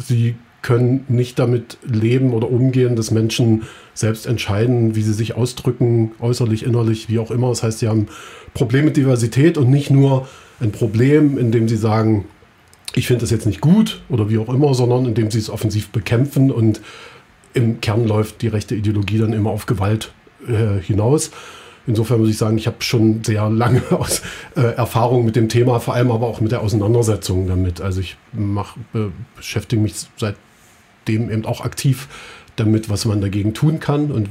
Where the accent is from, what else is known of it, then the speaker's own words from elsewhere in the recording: Halle, Saxony-Anhalt, Germany; born there; Also ich bin hier in Halle geboren und äh, habe sozusagen Mitte der 80er Jahre schon, äh, also in der DDR, die ersten Male mit rechtsextremen Neonazis